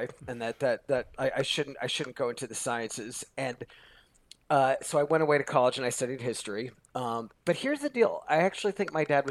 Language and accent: English; Long Island, New York, United States; now in Los Angeles, United States; I grew up on Long Island, you know, which is a suburb of New York City